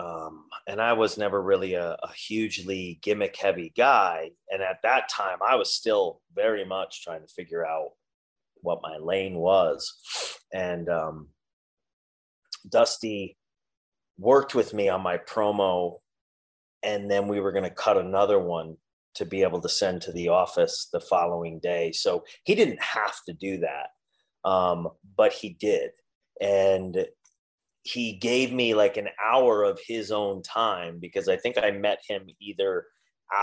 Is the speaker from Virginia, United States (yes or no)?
no; New York, United States; now in Florida, United States; I'm from New York